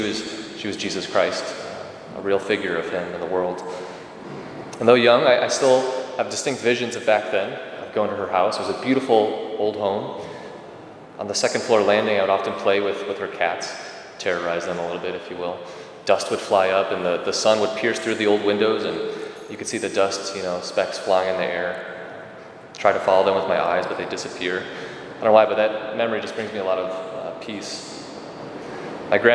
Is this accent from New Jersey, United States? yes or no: no; Rockford, Illinois, United States; Growing up in Rockford